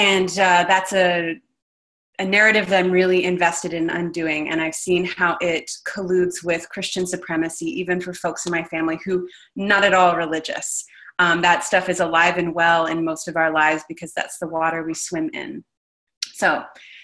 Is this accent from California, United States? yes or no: no; Texas, United States; I grew up in Texas